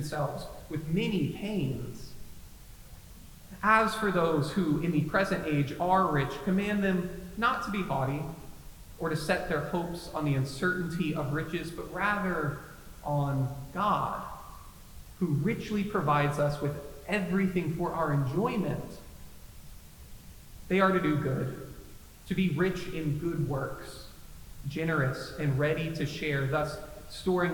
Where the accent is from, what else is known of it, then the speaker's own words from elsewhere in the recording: the Bible Belt, United States; My pastor growing up in the Bible Belt